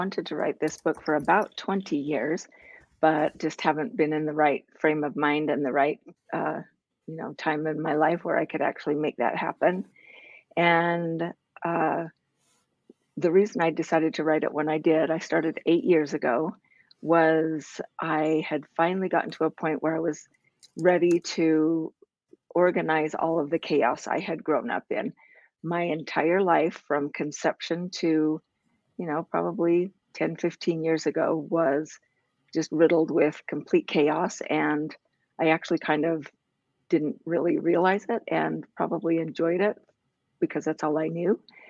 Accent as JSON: {"language": "English", "town": "Salt Lake City", "region": "Utah", "country": "United States", "tie": "born or raised there", "also_born_or_lived": "Farmington, New Mexico", "said": "I grew up in Salt Lake City, just in the kind of the Avenues area, which is now kind of the cool part of town. But when I lived there, it wasn't as cool. I was born in Farmington, New Mexico."}